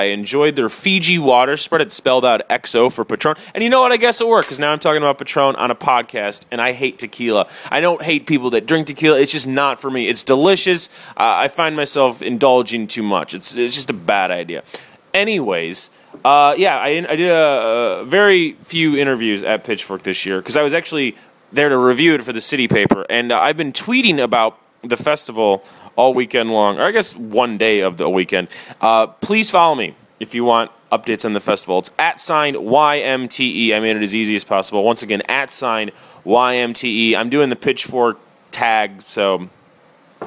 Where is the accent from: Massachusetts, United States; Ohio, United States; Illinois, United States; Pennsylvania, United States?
Illinois, United States; Chicago; I grew up near Midway as well.